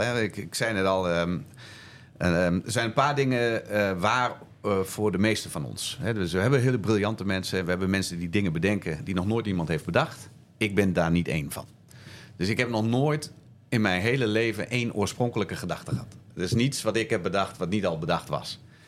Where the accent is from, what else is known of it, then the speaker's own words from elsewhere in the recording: Zwolle, Overijssel, Netherlands; Toen kwam ik terug in eh, Zwolle, waar ik, eh, waar ik vandaan kom.